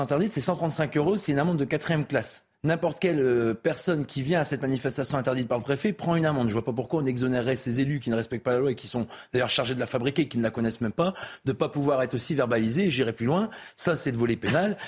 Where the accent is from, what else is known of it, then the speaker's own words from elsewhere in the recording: the Nord, Hauts-de-France, France; chez moi dans le Nord